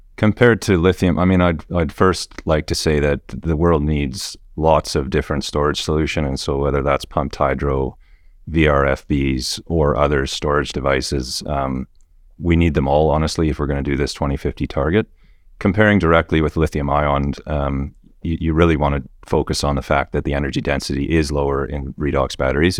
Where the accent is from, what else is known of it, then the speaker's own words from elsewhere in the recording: Western Canada, Canada; moved away as an adult; now in Perth, Australia; I grew up in Western Canada